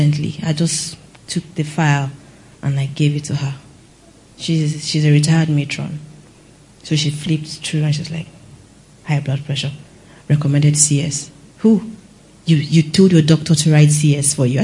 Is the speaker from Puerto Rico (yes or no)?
no; Benue, Nigeria; I'm from Benue